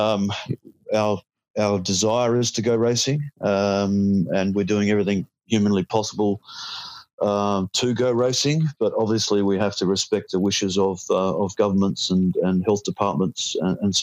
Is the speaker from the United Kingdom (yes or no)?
no; Australia; As an Aussie